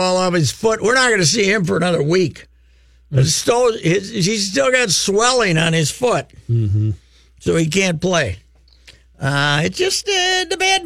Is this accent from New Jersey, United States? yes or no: no; Fulda, Minnesota, United States; I'm from Fulda